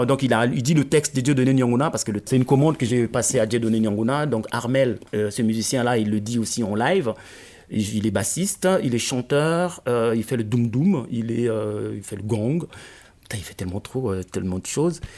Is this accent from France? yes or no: no; Pointe-Noire, Republic of the Congo; moved away; also born or lived in Brazzaville; je parle Munukutuba, qui est la langue de Pointe-Noire